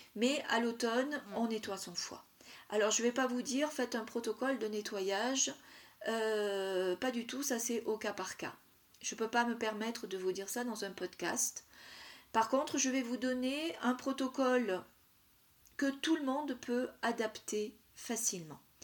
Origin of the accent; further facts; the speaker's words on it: south-east France, France; dans le sud, ma région d'origine, dans le sud-est